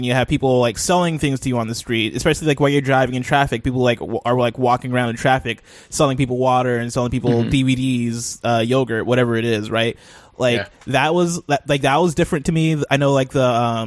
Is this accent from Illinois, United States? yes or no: yes; Champaign, Illinois, United States; also born or lived in Nigeria; I was born and raised in a town called Champaign, Illinois.